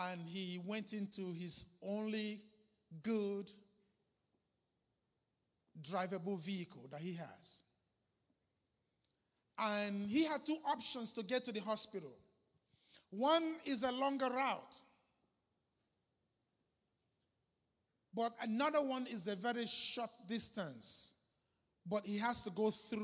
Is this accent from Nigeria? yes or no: yes; Arochukwu, Abia, Nigeria; I'm a Nigerian from Aruchukwu